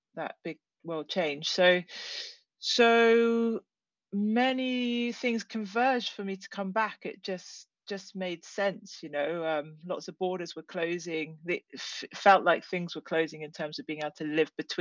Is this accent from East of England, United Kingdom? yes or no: no; Penzance, South West England, United Kingdom; moved away as an adult; I grew up here in Cornwall, mainly in Penzance